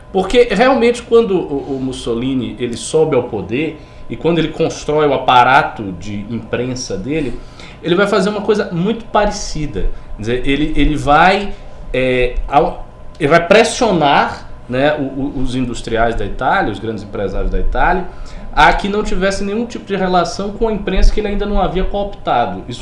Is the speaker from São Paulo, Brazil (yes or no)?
no; Bahia, Brazil; lá na Bahia, por exemplo, de onde eu sou